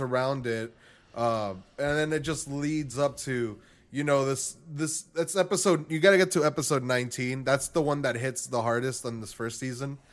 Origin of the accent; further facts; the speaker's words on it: Texas, United States; I'm from Texas